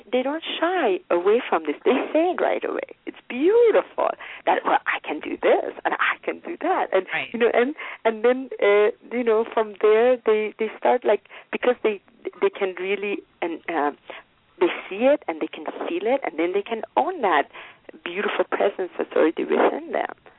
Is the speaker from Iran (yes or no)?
yes; Iran; moved away; I grew up in Iran